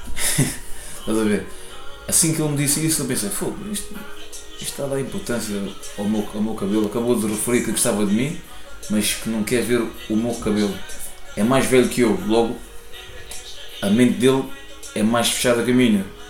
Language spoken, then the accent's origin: Portuguese; Lisbon, Portugal; Vivo em Lisboa desde sempre